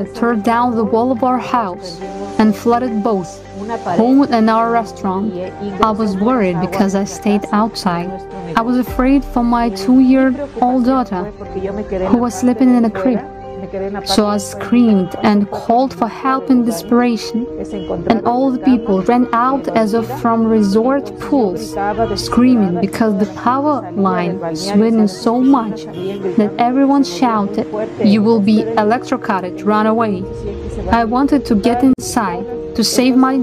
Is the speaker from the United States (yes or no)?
no; Guano, Chimborazo, Ecuador; I'm from Ecuador. I live in a canton of the city of Riobamba that belongs to the province of Chimborazo, which is called Guano.